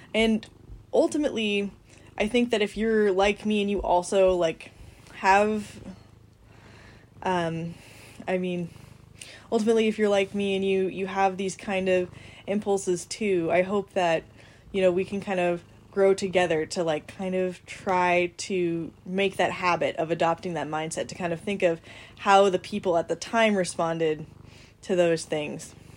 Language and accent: English; United States; I'm an American